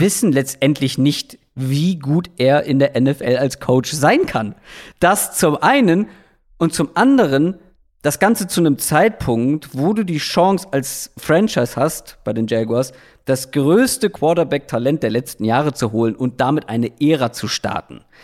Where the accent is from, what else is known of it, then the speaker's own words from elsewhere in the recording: Hamburg, Germany; als Hamburger